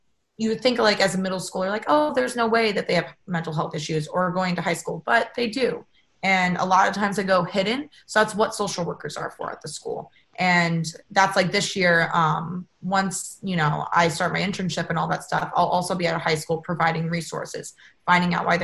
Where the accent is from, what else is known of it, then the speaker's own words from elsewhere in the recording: Ohio, United States; now in California, United States; growing up in Ohio